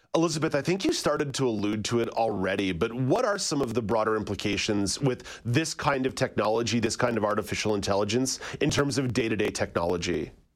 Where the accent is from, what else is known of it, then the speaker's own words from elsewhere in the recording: Montreal, Quebec, Canada; growing up in English Montreal